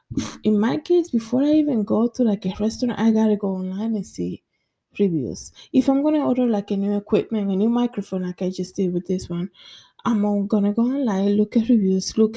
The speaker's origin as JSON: {"language": "English", "country": "Dominican Republic", "moved": "yes", "lives_now": "New York, United States", "said": "in my country, I'm from the Dominican Republic"}